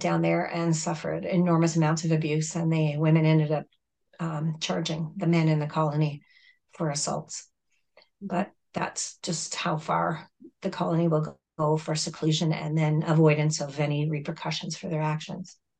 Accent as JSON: {"language": "English", "region": "Southern Ontario", "country": "Canada", "tie": "born or raised there", "also_born_or_lived": "Mexico", "second_language": "English", "said": "I grew up in Southern Ontario and I was adopted at the age of nine"}